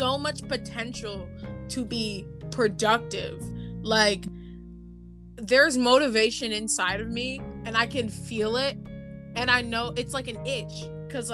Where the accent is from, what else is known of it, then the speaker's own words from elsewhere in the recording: Grand Rapids, Michigan, United States; moved away; Grand Rapids and like my hometown